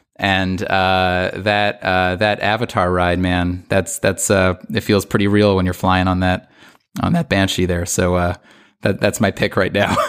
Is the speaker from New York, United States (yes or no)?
yes; New York, United States; I'm from New York